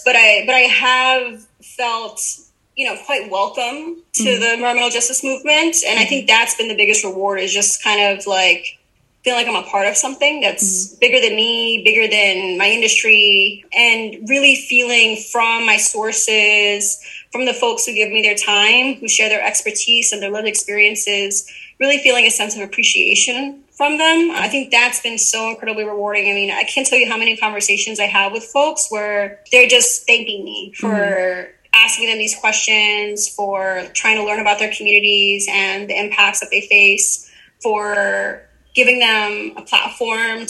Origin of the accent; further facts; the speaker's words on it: Uniondale, New York, United States; my hometown, Uniondale, New York, which is a suburb on Long Island